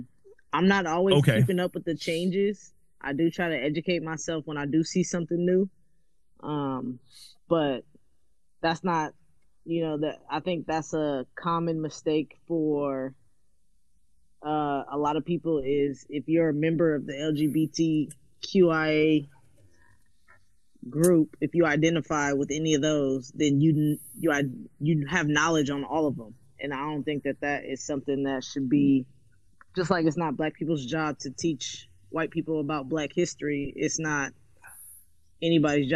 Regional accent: California, United States; also born or lived in West Oakland; growing up in California

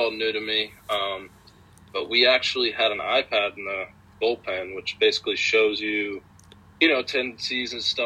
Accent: Georgia, United States; I'm from Georgia, so it's really warm in Georgia

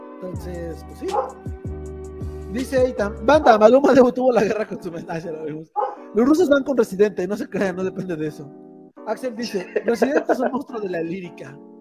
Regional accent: Tlaxcala, Mexico; yo soy de Tlaxcala

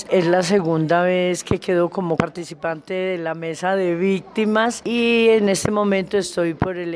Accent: Nariño, Colombia; Yo soy de Nariño, pero llevo aquí seis años

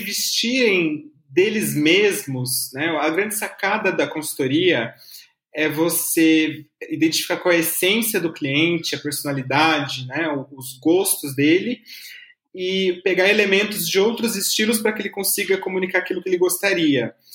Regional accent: Taubaté, São Paulo, Brazil; now in São Paulo, Brazil; eu sou de Taubaté

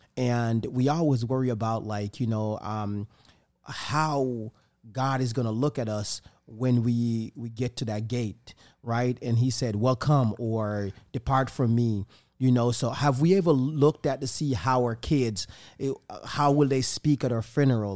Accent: Jamaica; now in Tampa, United States; the place where I'm from, Jamaica

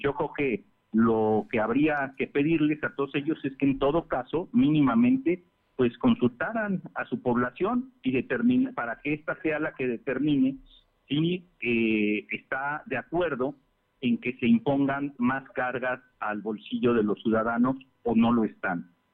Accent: Mexico; los mexicanos

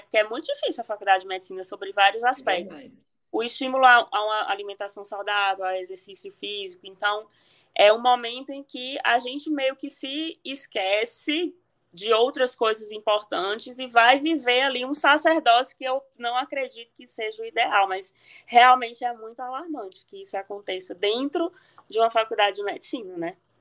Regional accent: Cariri, Ceará, Brazil; accent: Ceará; foi lá que eu fiz medicina na minha terra aqui no Cariri, na UFC de Barbalha.

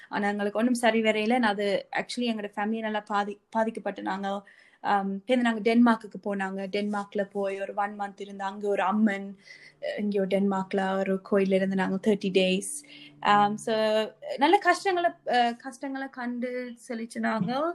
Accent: Sri Lanka; moved away

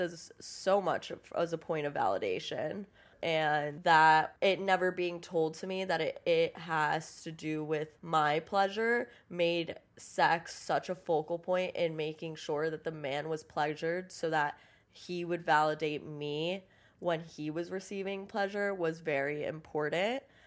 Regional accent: Miami, Florida, United States; moved away as an adult; I grew up in Miami

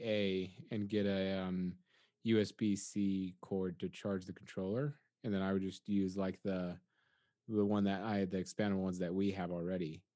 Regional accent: United States; I'm an American

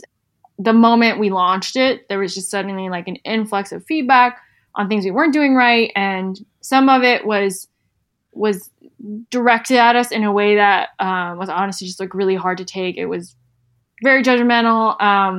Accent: South Carolina, United States; I'm from South Carolina, we just have like a very different upbringing

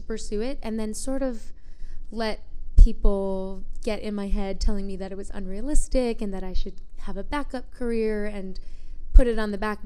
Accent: New York, United States; moved away as an adult; now in Phoenix, United States; I grew up in New York, and although I was living in New York, I wasn't pursuing acting

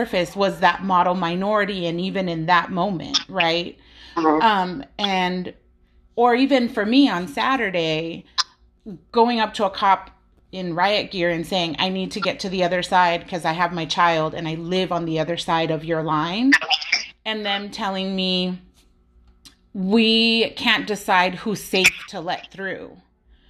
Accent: United States; I was born here

